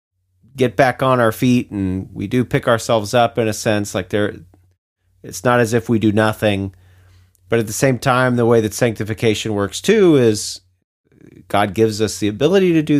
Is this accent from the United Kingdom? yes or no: no; United States; being an American